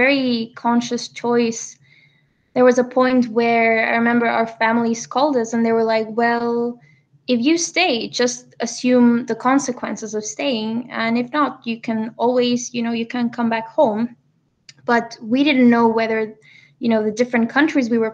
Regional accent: Barcelona, Catalonia, Spain; moved away as an adult; I'm originally from Barcelona. I'm here right now. I lived here for most of my life until I finished university.

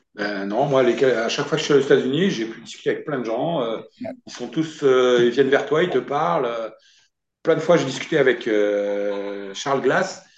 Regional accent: France; chez moi en France

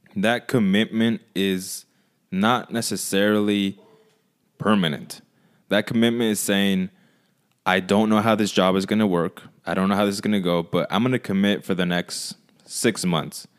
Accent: Michoacán, Mexico; moved away; I went to Michoacan, where I'm from, to visit my family

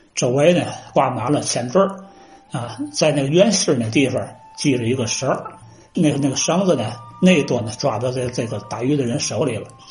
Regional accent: China; 我就降生在这条这个大运河的边儿，在这儿住了三十多年

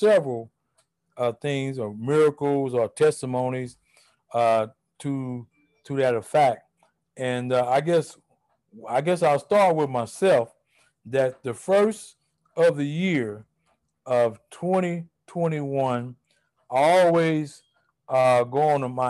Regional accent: United States; as an American pastor

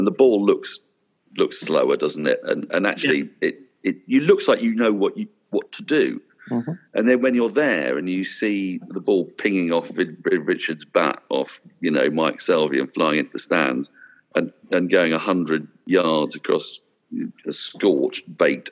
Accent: England, United Kingdom; as an Englishman

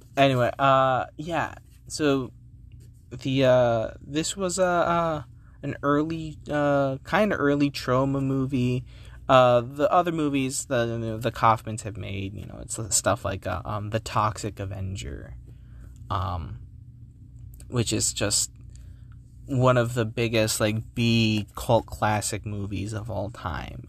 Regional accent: New Jersey, United States; I came from New Jersey.

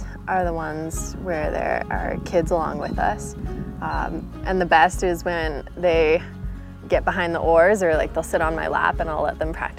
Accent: Mount Shasta, California, United States; I grew up in Mount Shasta.

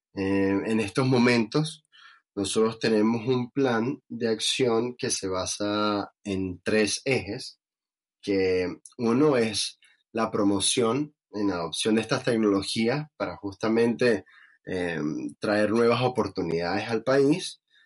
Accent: Venezuela; siendo venezolano

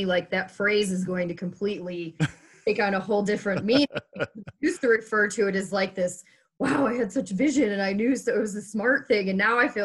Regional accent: Toledo, Ohio, United States; moved away as an adult; also born or lived in Cleveland, Ohio / Fort Collins, Colorado; now in Colorado, United States; I did grow up in Ohio. I grew up in Toledo.

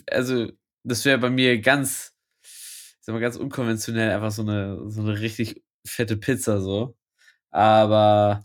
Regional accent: Lübeck, Schleswig-Holstein, Germany; bei uns in Lübeck

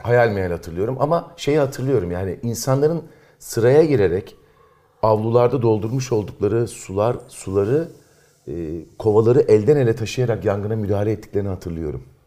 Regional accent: İzmir, Turkey; moved away as an adult; also born or lived in Eskişehir; doğduğum, büyüdüğüm yerleri gezmeye gittim. Sıra Karşıyaka'ya geldi.

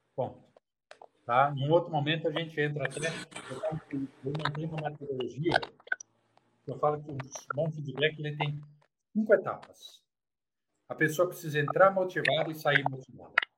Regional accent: Brazil; Eu morei num quarto, cozinha e banheiro, num bairro simples chamado Campanário.

